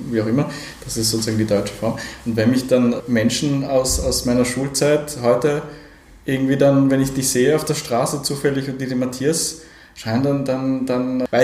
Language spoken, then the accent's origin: German; Innsbruck, Tyrol, Austria; ich bin ja aufgewachsen am Stadtrand von Innsbruck, okay. äh, äh, sozusagen in den frühen 80ern. Wir sind also so 1980 nach Innsbruck gekommen